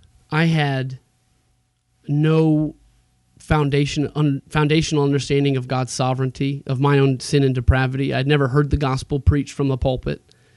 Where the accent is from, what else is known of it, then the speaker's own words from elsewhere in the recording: Florida, United States; moved away as an adult; also born or lived in Jacksonville; now in Greenville, United States; my wife was a little hesitant about leaving the South, and we're from Florida originally